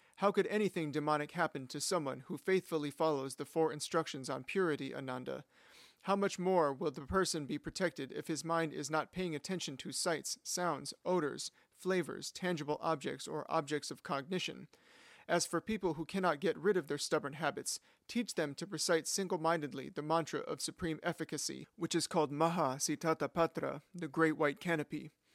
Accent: United States; as an American

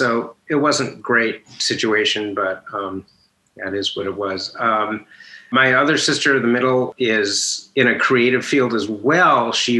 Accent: Minneapolis, Minnesota, United States; Minnesota, Minneapolis.

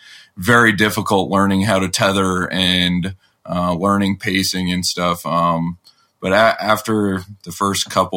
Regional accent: Colorado, United States; we're from Colorado

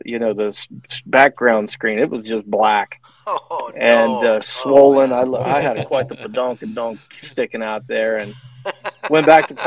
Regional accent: Ohio, United States; when I was from Ohio, which is where I'm at.

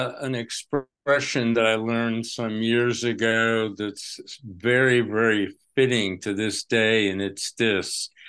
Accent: New York, United States; Okay, I grew up in Westchester County

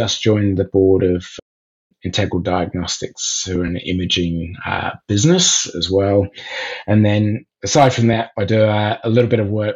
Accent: Oxford, South East England, United Kingdom; moved away as an adult; also born or lived in South Africa; now in Melbourne, Australia; I was born in Oxford in England. My father was lecturing at Oxford University

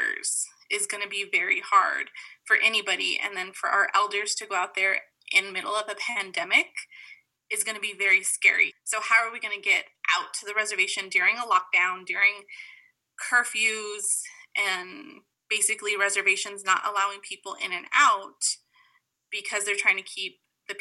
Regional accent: Window Rock, Arizona, United States; I'm originally from the Navajo Nation, so around Windorock area.

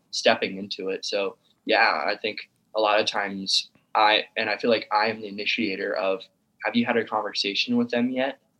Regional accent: Sioux City, Iowa, United States; now in Omaha, United States; I live in Omaha, Nebraska. I li- I was born and raised in Sioux City, Iowa

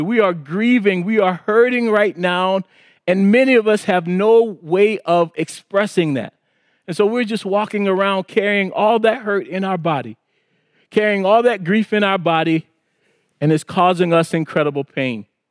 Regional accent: South Carolina Low Country, United States; moved away; I was raised in South Carolina in the Low Country

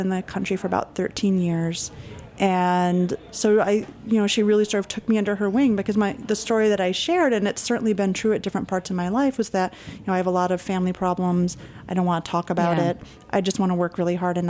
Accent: Michigan, United States; I'm from Michigan, which is where I was working at Walmart

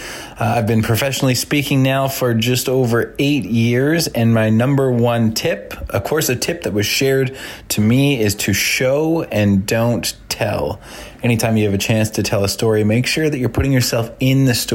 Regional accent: Vancouver, British Columbia, Canada; I am from Vancouver, British Columbia, Canada.

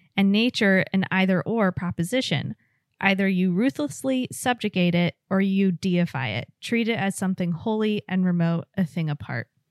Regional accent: West Coast, United States; moved away; I grew up on the West Coast, and on the East Coast, I only lived in cities

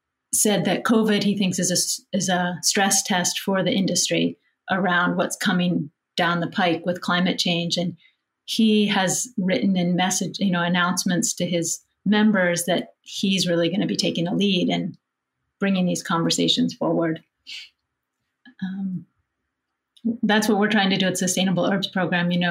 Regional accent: West Virginia, United States; I'm from West Virginia

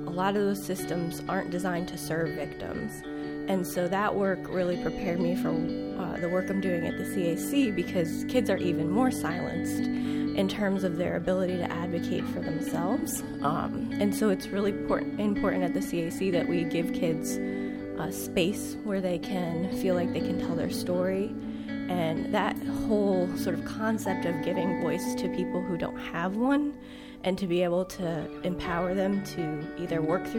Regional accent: Connecticut, United States; moved away as an adult; also born or lived in Florida; now in Chattanooga, United States; I'm not from Chattanooga. I'm a Yankee transplant. Did some work in the state of Florida, originally from Connecticut

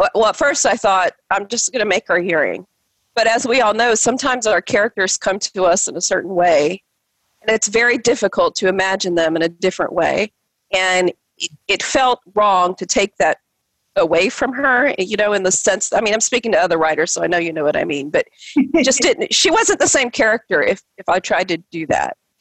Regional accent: the South, United States; as a Filipino girl growing up in the South

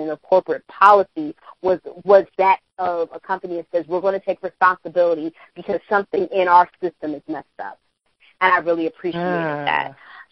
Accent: Philadelphia, Pennsylvania, United States; I'm from Philadelphia

